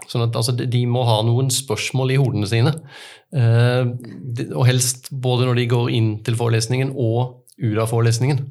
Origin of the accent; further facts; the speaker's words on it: Arendal, Agder, Norway; hjemme i Arendal